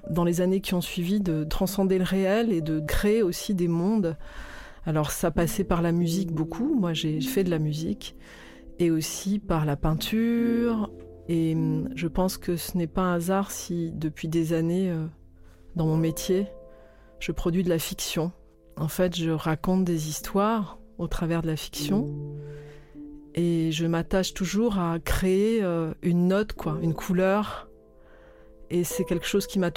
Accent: Toulon, Provence-Alpes-Côte d'Azur, France; also born or lived in Albi; je suis née à Albi, dans le Tarn, mais il y a eu toute une période de, dans l'enfance où on a vécu euh, à Toulon.

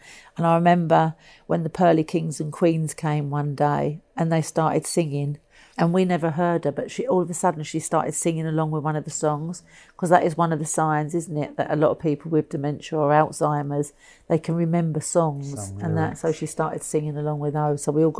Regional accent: Dublin, Leinster, Ireland; as a young girl growing up in Dublin, I never thought I'd get to be here and see the Pope.

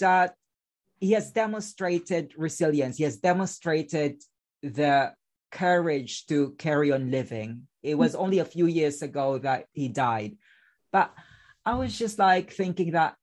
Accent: Philippines; English is a second language; moved away; because I spent my childhood in a slum in the Philippines.

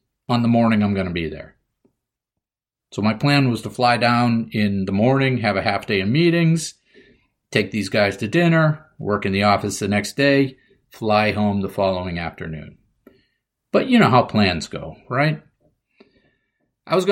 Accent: New England, United States; I'm from New England

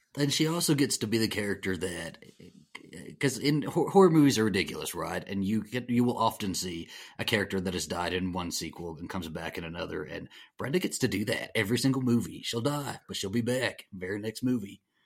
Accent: the South, United States; I, I, I'm, I'm from the South.

